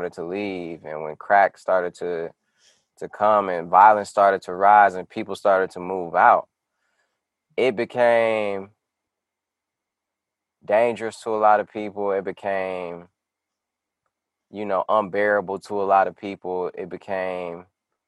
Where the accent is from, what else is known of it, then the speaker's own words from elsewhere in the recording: Detroit, Michigan, United States; moved away; I grew up on North Line between 6 Mile and Curtis